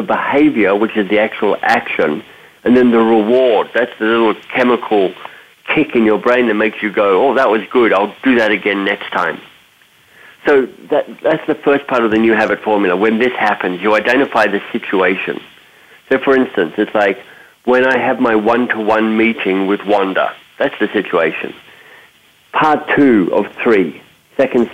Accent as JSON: {"language": "English", "country": "Australia", "tie": "born or raised there", "also_born_or_lived": "North America", "moved": "yes", "said": "I'm Australian by birth"}